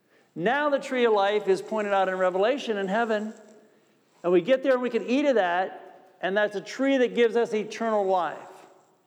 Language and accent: English; New York, United States; I'm from New York State